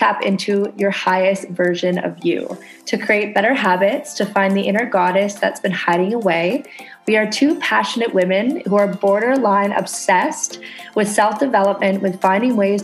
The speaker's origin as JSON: {"language": "English", "country": "Canada", "moved": "yes", "lives_now": "Indonesia"}